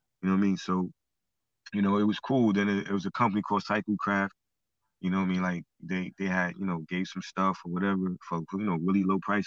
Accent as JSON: {"language": "English", "town": "New York City", "region": "New York", "country": "United States", "tie": "born or raised there", "said": "I'm originally from Brooklyn, born and raised"}